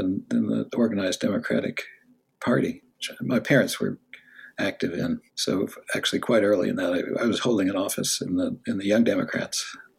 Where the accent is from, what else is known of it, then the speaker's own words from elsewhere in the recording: Los Angeles, California, United States; now in Stanford, United States; Then my father moved to UCLA, and when I was eight, so I spent the second half in West LA.